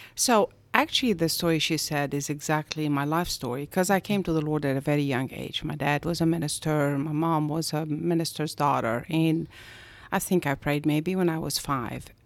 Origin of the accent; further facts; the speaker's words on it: Egypt; moved away as an adult; also born or lived in Augusta, Georgia; now in United States; I am originally from Egypt, and I came to the States in ninety-one